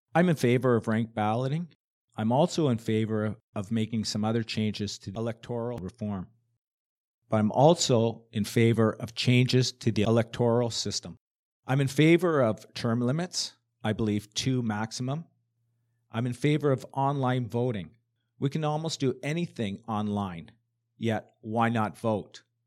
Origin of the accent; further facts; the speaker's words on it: Hamilton, Ontario, Canada; I was born and raised in Hamilton